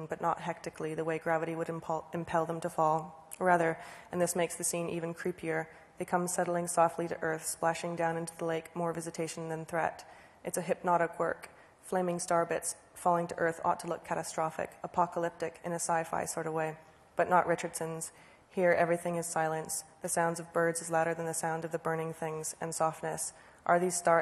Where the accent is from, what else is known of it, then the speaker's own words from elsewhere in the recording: Guelph, Ontario, Canada; the street that I grew up on in Guelph, Canada, Ontario, and that's my house